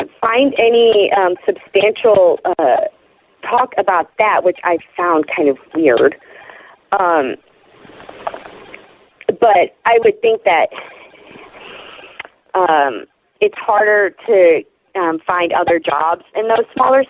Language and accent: English; Chicago, Illinois, United States; now in Oklahoma City, United States; in my hometown of Chicago